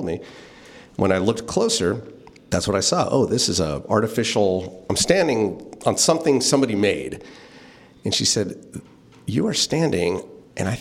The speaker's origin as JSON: {"language": "English", "town": "St. Helena", "region": "California", "country": "United States", "tie": "born or raised there", "said": "I grew up in St. Helena, so I grew up with Goodman's department store right there on Main Street."}